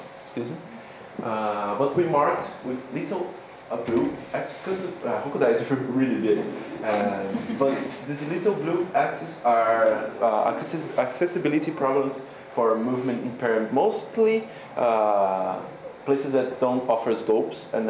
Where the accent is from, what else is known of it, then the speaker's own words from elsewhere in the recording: São Paulo, Brazil; moved away as an adult; also born or lived in Sapporo, Japan; now in Japan; I come from University of São Paulo